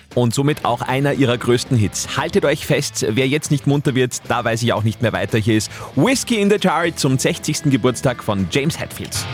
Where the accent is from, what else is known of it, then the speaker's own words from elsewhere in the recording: Upper Austria, Austria; bei uns in Oberösterreich